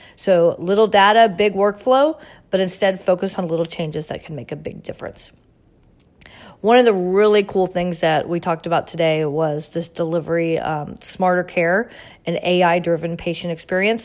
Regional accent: Orlando, Florida, United States; my hometown of Orlando, Florida

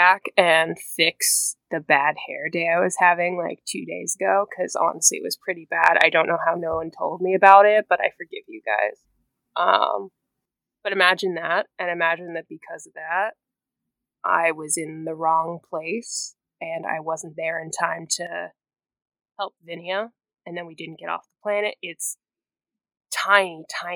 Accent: Massachusetts, United States; I'm also originally from Massachusetts

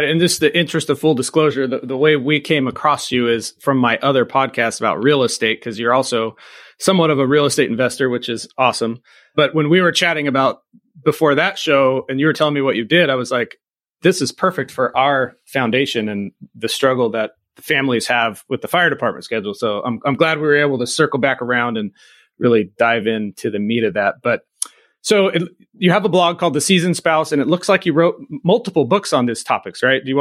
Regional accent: Camp Pendleton, California, United States; born there; I was born on Camp Pendleton and my dad was Marine.

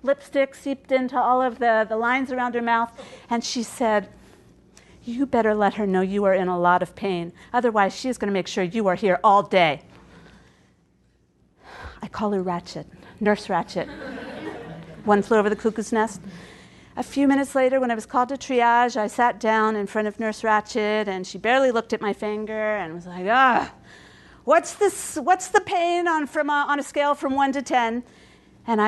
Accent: Baltimore, Maryland, United States; first language English; now in Montreal, Canada; I'm from Baltimore, Maryland

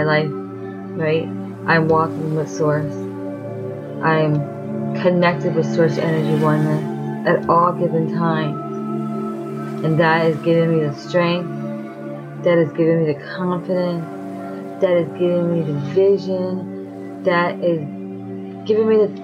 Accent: New York, United States; I am from New York

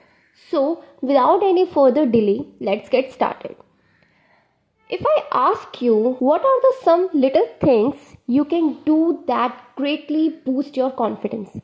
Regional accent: Delhi, India; I am from Delhi.

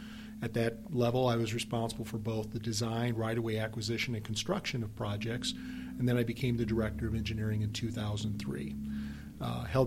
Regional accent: Belleville, Illinois, United States; moved away as an adult; now in St. Louis, United States; I'm originally from Belleville, Illinois

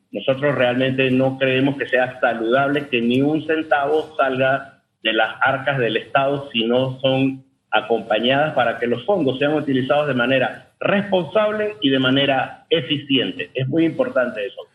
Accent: Panama

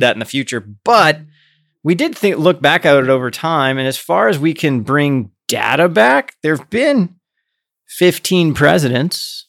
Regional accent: Midwest, United States; I grew up in the Midwest, so I grew up in a place where, like, Democrats not dare run when I was growing up as a kid

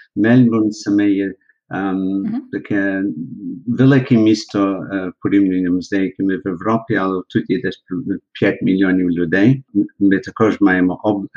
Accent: Melbourne, Victoria, Australia; Я народився в місті Мельмон, так як ви кажете, в штаті чи області Вікторія

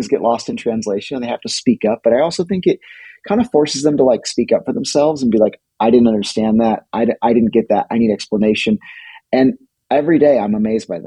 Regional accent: California, United States; moved away as an adult; now in Iceland; we grew up in California by the beach

